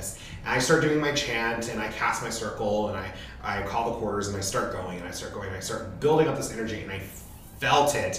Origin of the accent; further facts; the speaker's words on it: Utah, United States; I grew up in Utah